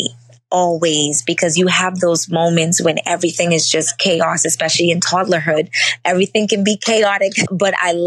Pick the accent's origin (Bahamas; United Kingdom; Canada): Bahamas; I literally live 2 minutes away from the beach. I'm from the Bahamas.